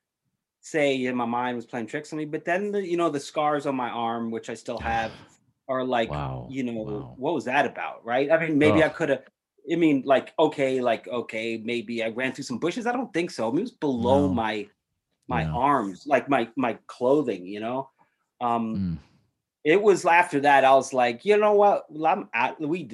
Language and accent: English; New York City, New York, United States; I grew up in New York City, Upper East Side